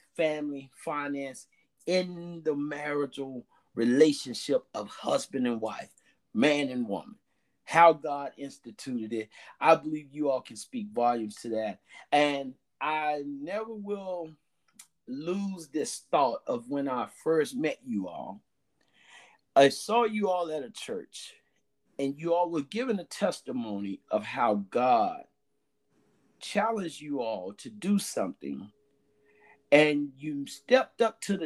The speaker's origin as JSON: {"language": "English", "region": "the South", "country": "United States", "said": "I'm from the South, down in the country, we say another further"}